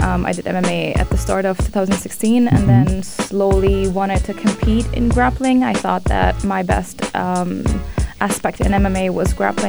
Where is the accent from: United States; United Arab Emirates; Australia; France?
United Arab Emirates; represent the country in my hometown.